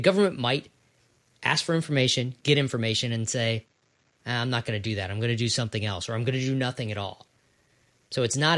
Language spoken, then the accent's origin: English; Ohio, United States; I'm from Ohio.